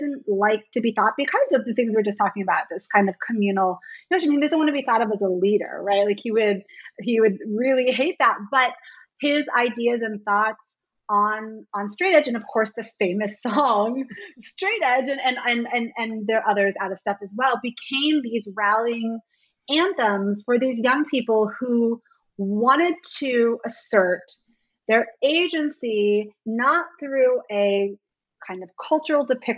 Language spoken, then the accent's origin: English; Washington, District of Columbia, United States; I was a little too young for the hardcore scene here in DC. I grew up more on …, … later band